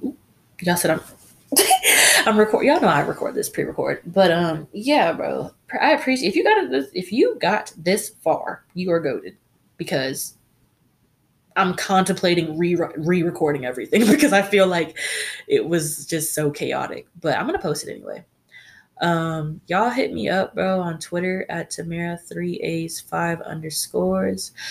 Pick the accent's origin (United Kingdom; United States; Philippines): United States; we are from America